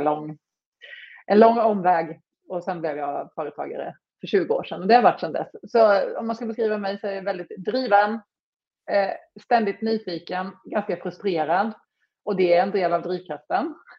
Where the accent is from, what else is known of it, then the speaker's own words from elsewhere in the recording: Småland, Sweden; accent: Småland; jag är ju smålänning som man hör